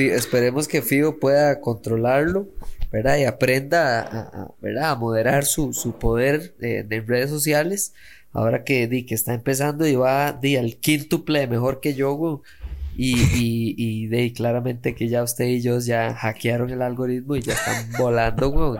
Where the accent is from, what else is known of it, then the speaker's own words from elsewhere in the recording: Costa Rica; soy un mae de Costa Rica